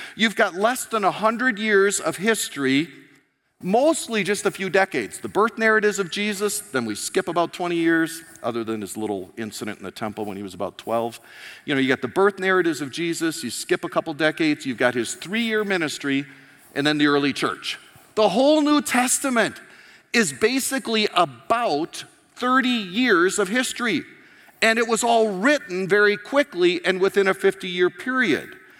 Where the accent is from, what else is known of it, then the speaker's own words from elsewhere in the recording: United States; moved away; I'm an American